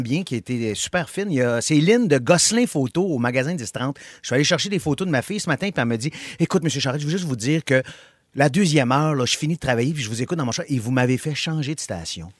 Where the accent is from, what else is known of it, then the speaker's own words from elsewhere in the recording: Montreal, Quebec, Canada; je viens de Montréal. Je suis né à Montréal, j'ai grandi à Montréal